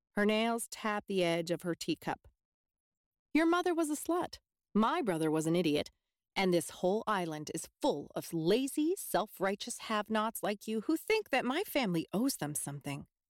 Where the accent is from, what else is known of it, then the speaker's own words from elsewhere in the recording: the Maritimes, Canada; I'm not from Cape Breton. I'm from the Marit-, the Maritimes, but I'm not from Cape Breton.